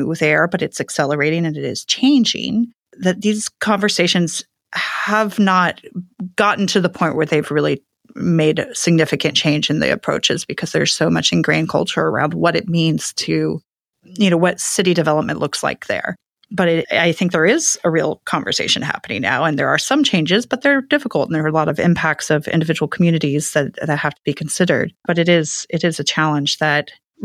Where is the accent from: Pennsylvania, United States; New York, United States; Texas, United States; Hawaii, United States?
Texas, United States; Houston; I'm actually from Houston